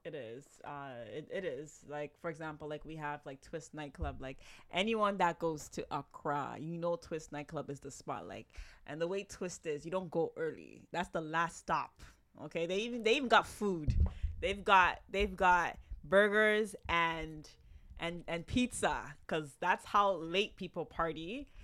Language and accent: English; Toronto, Ontario, Canada; moved away as an adult; now in Ghana; born and raised in Canada. Lived my whole life in Toronto. Toronto, to be exact.